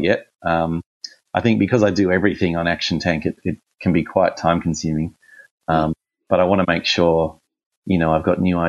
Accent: Australia; accent: Australian; my Australian accent

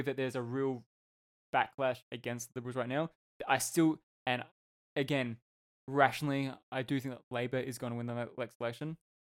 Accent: Australia; being an Australian

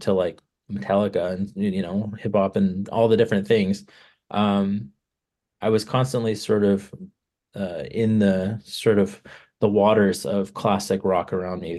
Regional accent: Palm Springs, California, United States; I grew up in Palm Springs, California.

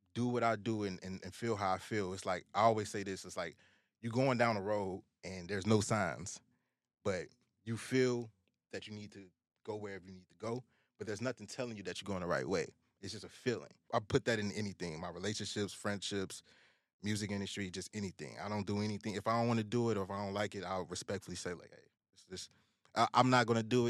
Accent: Chicago, Illinois, United States; growing up in the South Side

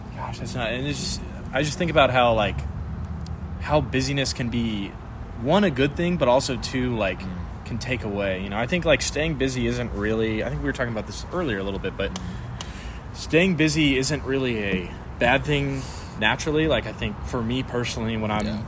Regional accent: San Antonio, Texas, United States; I was from San Antonio, Texas, um, right old San Antone

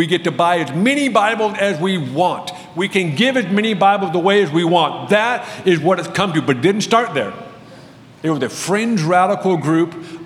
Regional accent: United States; I'm obviously an American

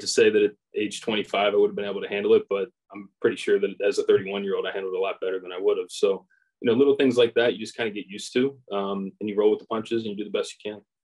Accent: Edgewood, Kentucky, United States; I grew up in the Northern Kentucky area. Um, grew up in like Edgewood, Crestview Hills area.

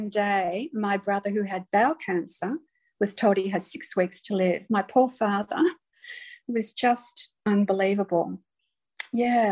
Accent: Melbourne, Victoria, Australia; moved away as an adult; when I was eight, Dad moved us all to Melbourne. He was a teacher. And we lived there until I decided to go overseas when I was 20

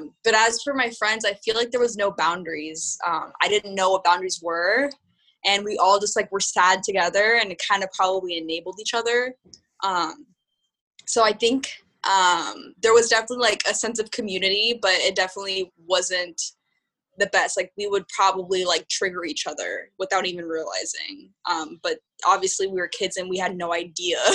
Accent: Southern California, United States; moved away as an adult; also born or lived in San Francisco; now in New York, United States; I'm from Southern California, and I moved to San Francisco for college right when I turned 18

